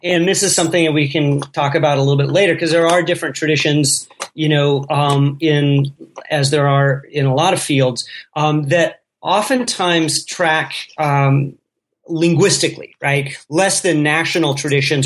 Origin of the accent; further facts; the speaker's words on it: Colorado, United States; I grew up in Colorado, and as a fellow Westerner